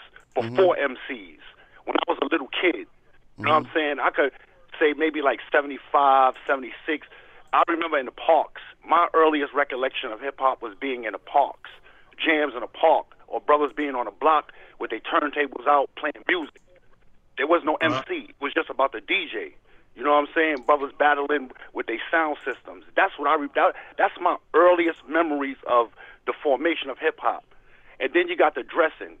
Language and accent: English; Baltimore, Maryland, United States; I'm coming from Baltimore